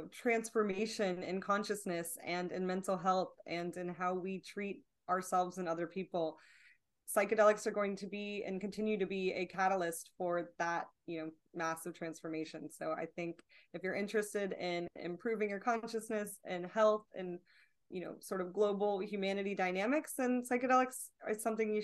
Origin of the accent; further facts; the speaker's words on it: Bangkok, Thailand; born there; So I was born overseas in Bangkok, Thailand.